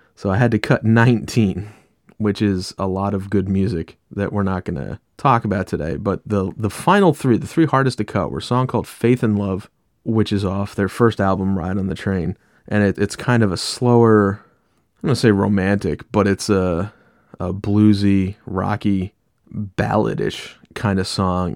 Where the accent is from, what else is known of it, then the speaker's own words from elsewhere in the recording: New York, United States; now in Philadelphia, United States; I'm from New York